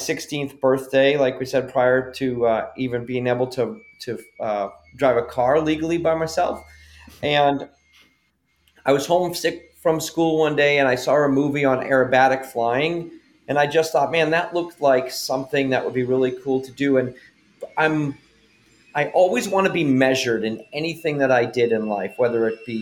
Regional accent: just outside of Boston, Massachusetts, United States; I grew up just outside of Boston, Massachusetts

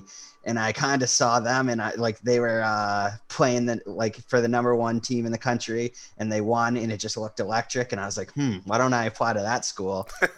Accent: Massachusetts, United States; moved away as an adult; also born or lived in Alabama; now in Maine, United States; I'm from Massachusetts, but I live up in Maine now

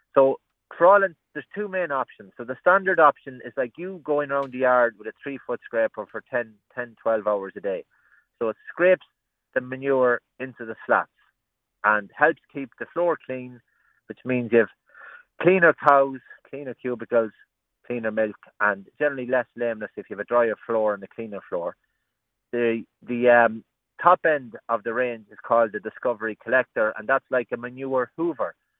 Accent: Roscommon, Connacht, Ireland; I'm from Roscommon

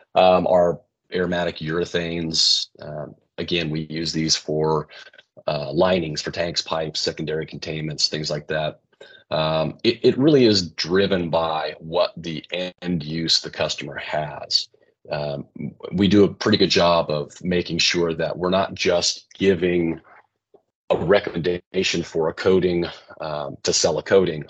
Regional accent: West Coast, United States; I grew up in the West Coast

